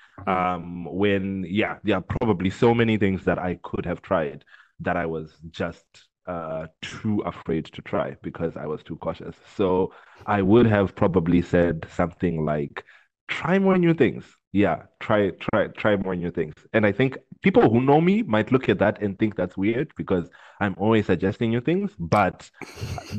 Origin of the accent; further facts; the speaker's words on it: Zimbabwe; I grew up in Zimbabwe